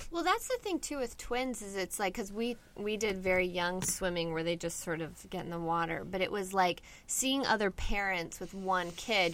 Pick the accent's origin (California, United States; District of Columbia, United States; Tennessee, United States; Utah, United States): California, United States; Inland Orange County; also born or lived in Buffalo, New York; I'm from here. I lived in Buffalo, New York for a little bit, but mainly here in um, Inland Orange County